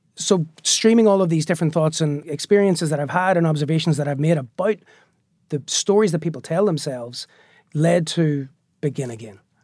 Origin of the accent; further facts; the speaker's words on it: Belfast, Northern Ireland, United Kingdom; moved away as an adult; also born or lived in New York; the Belfast that I grew up on was a very violent place